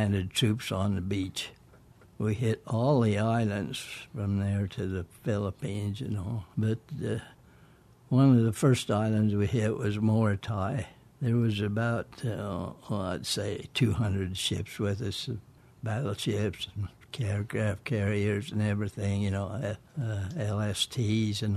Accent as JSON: {"language": "English", "town": "Provo", "region": "Utah", "country": "United States", "tie": "born or raised there", "also_born_or_lived": "Emmett, Idaho", "said": "I was born in Provo, Utah, and my dad and mother lived"}